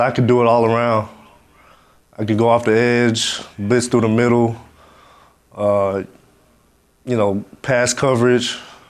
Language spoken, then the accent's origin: English; Miami, Florida, United States; moved away; I went back to my hometown in Miami. It just gave back to this to the school, my academy, North Islam Academy. I grew up there